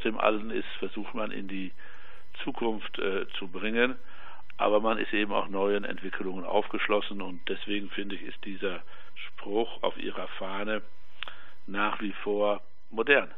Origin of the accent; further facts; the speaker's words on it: Münsterland, North Rhine-Westphalia, Germany; bei uns im Münsterland